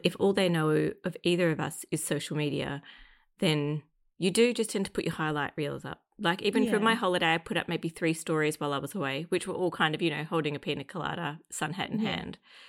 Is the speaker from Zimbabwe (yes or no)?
no; Australia; It's the Australian in me.